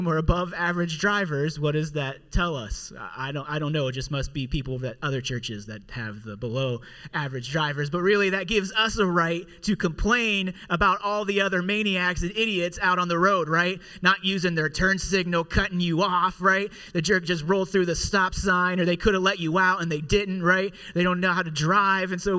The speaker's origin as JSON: {"language": "English", "town": "Pittsburgh", "region": "Pennsylvania", "country": "United States", "tie": "born or raised there", "also_born_or_lived": "Indiana", "said": "here in Pittsburgh is where I'm from, where I was born and raised here in Pittsburgh"}